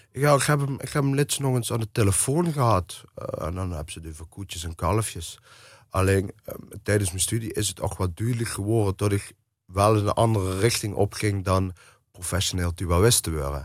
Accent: Eijsden, Limburg, Netherlands; ik ben natuurlijk opgegroeid in IJsden het, het, het dorp hoe Bronk eh, leeft en processie leeft.

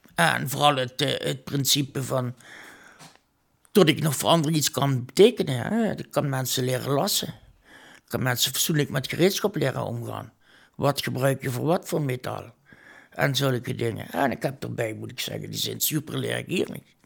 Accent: Heerlen, Limburg, Netherlands; geboren en getogen in Heerlen

